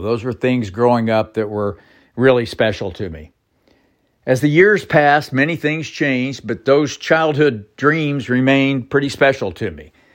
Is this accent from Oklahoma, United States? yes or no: yes; Bartlesville, Oklahoma, United States; also born or lived in Borger, Texas / Alvin, Texas; growing up in Bartlesville